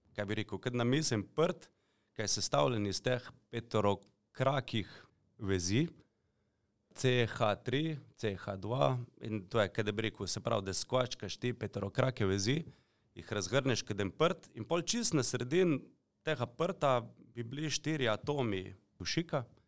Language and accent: Slovenian; Slovenia; Slovenci smo